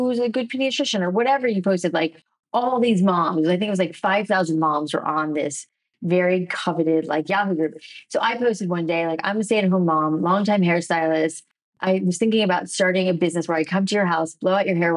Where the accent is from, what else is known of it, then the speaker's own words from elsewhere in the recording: South Florida, United States; I grew up in South Florida